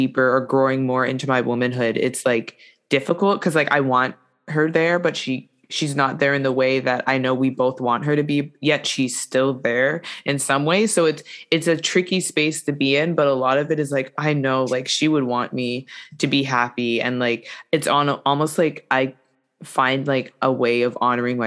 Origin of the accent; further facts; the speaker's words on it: Quebec, Canada; I was born and raised here in Canada